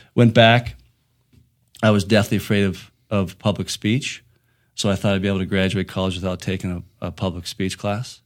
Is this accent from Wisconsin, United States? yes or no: no; Ligonier, Pennsylvania, United States; moved away as an adult; now in Colorado, United States; I grew up in southwestern Pennsylvania. I grew up in a small town called Ligonier.